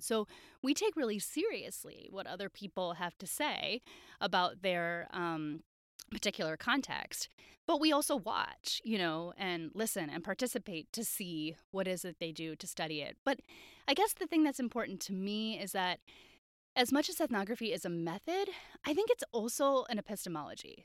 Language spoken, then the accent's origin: English; Wisconsin, United States; growing up in Wisconsin